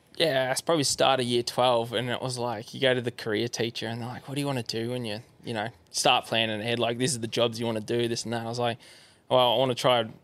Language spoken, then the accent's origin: English; Yarra Valley, Victoria, Australia; so I grew up in Yarra Valley, just um, yeah, east of Melbourne